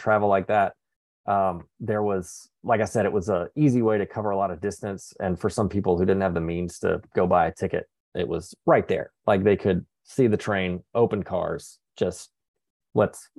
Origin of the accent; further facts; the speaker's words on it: Alabama, United States; moved away as an adult; also born or lived in Colorado; I grew up in Alabama, moved to Colorado